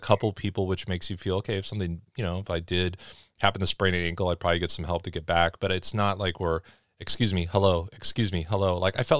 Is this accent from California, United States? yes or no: yes; Los Angeles, California, United States; but like even me growing up in Los Angeles